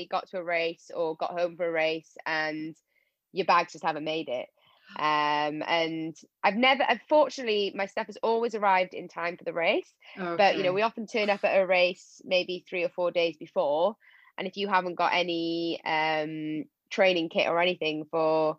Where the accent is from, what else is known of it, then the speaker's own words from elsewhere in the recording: Wales, United Kingdom; I'm obviously Welsh